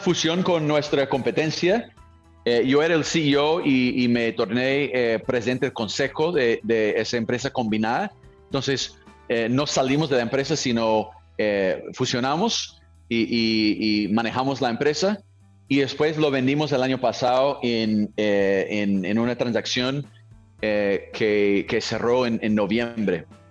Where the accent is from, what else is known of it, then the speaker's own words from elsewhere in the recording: California, United States; Spanish is a second language; moved away as an adult; also born or lived in Colombia / Brazil / Mexico; soy de California, ¿no? Eh, Estados Unidos.